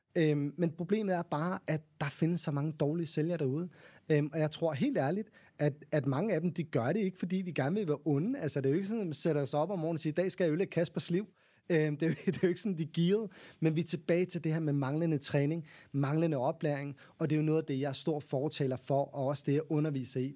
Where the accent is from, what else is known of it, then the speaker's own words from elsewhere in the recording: Copenhagen, Capital Region of Denmark, Denmark; jeg er også københavner